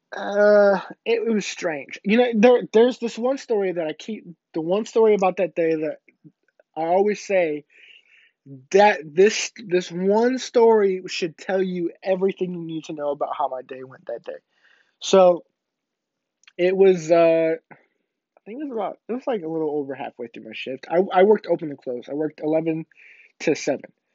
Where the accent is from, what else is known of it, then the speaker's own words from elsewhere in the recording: Illinois, United States; moved away; my hometown in Illinois